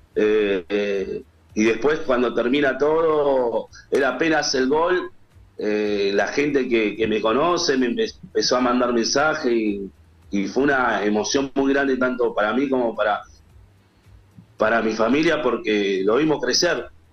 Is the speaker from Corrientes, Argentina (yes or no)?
no; San Martín, Buenos Aires Province, Argentina; son de acá de San Martín y, yo también soy de San Martín